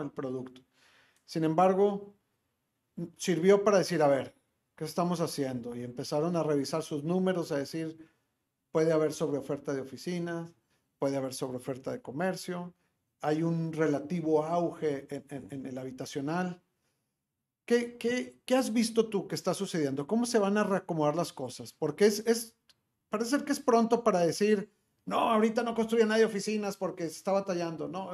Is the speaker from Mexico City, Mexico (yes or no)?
no; Monterrey, Nuevo León, Mexico; como regio